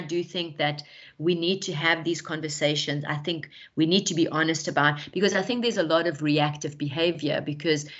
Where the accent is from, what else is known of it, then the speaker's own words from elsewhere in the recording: South Africa; I'm South African